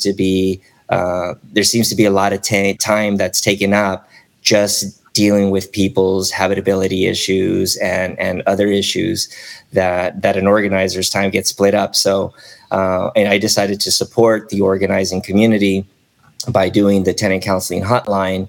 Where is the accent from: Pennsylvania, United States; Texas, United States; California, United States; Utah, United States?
California, United States; South Gate; also born or lived in Chicago / Long Beach; I was pretty much born and raised here in Southern California. I was born in Chicago, but I was raised here since